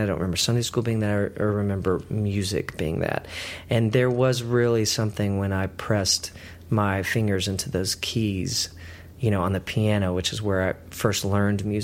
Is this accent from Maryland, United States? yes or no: no; Texas, United States; I grew up in Texas